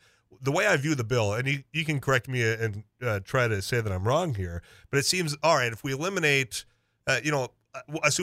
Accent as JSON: {"language": "English", "town": "Leeds", "region": "North Dakota", "country": "United States", "said": "I'm from the Leeds area, up by Devil's Lake"}